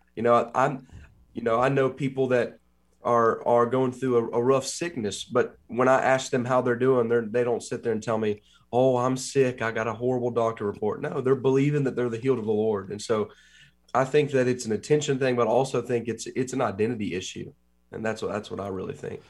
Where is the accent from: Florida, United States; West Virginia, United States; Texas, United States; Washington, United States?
West Virginia, United States; Huntington; also born or lived in Columbus, Ohio; I came back to West Virginia, where I've been born and raised in Huntington